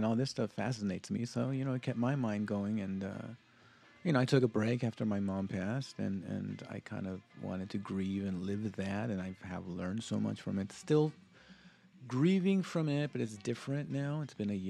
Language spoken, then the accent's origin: English; South Gate, California, United States; also born or lived in Lynwood, California; as a Latino and, you know, growing up in Southgate and, you know, Linwood, knowing this area